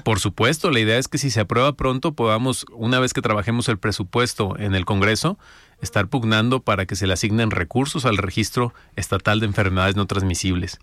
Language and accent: Spanish; Los Altos de Jalisco, Mexico; vengo de los Altos de Jalisco